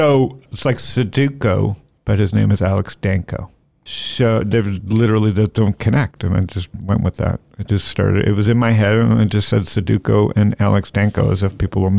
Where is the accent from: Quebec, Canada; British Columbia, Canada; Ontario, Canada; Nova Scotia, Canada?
Ontario, Canada; Toronto; moved away; I'm from Toronto, so I'm very biased against my own country. Hence, I left.